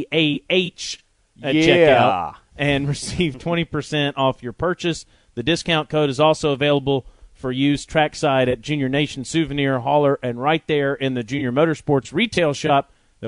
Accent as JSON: {"language": "English", "region": "Alabama", "country": "United States", "said": "because I'm from Alabama"}